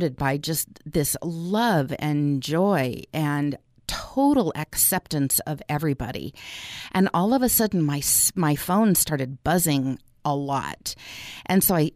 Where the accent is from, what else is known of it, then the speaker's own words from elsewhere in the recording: Orange County, California, United States; I was born and raised in Orange County, California